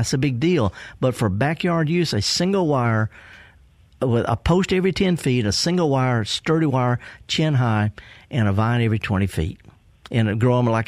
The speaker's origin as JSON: {"language": "English", "region": "the Mississippi Delta", "country": "United States", "said": "I'm from the Delta"}